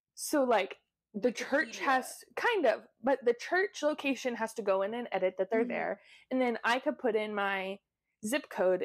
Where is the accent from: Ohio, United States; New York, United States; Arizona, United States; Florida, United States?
Arizona, United States; moved away; I'm originally from the Southwest United States, so, like, my state became a state after cars.